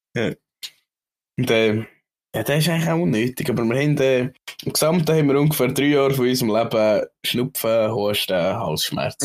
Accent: Switzerland; Ich als Schweizer

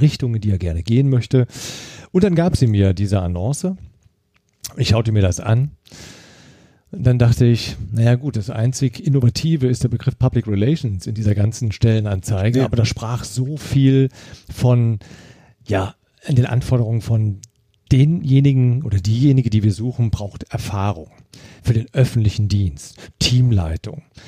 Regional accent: Eifel, Germany; ich bin in der Eifel groß geworden

